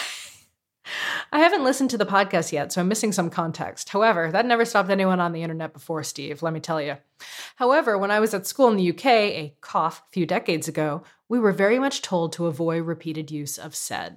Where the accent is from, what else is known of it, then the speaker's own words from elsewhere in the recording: Canada; as a Canadian